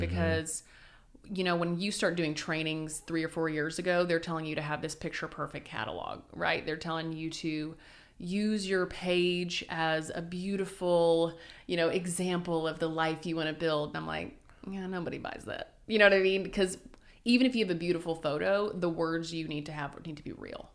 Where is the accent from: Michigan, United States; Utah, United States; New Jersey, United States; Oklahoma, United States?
Oklahoma, United States; Wynnewood; also born or lived in Sulphur, Oklahoma / California; now in Oklahoma City, United States; I'm originally from Winniewood, home of Tiger